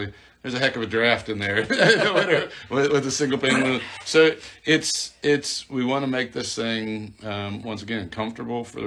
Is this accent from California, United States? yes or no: no; Iowa, United States; moved away; I grew up in Iowa and am a Hawkeye fan